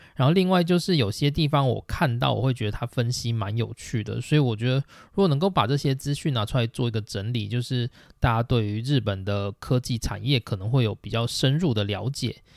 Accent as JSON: {"language": "Chinese", "country": "Taiwan", "said": "我们台湾 人"}